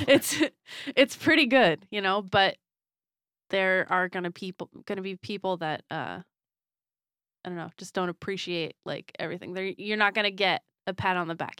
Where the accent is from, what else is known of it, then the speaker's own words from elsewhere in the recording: Florida, United States; moved away; I was from Florida